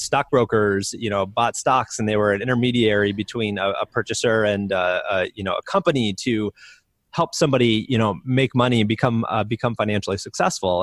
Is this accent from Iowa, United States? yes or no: yes; Iowa, United States; I grew up in the Midwest in Iowa